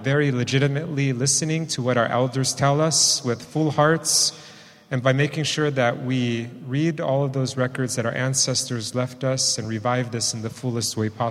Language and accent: English; East Bay, California, United States; I grew up in the East Bay, in an urban area